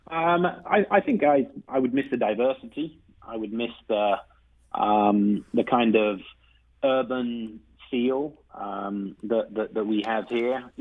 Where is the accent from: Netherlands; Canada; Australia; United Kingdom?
United Kingdom; England; now in St. Louis, United States; go back home uh, to England uh, on regular occasions